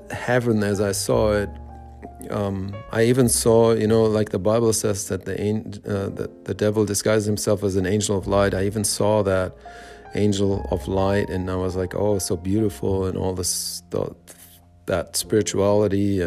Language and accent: English; Germany; I was born and raised in Germany, West Germany at the time